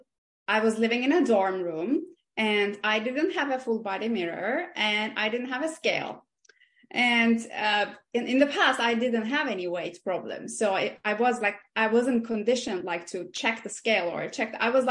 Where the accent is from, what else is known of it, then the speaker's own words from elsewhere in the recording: Aegean Region, Turkey; English is a second language; I grew up in Turkey, in the Aegean Mediterranean part of Turkey, and both of my mom and dad, they're both engineers.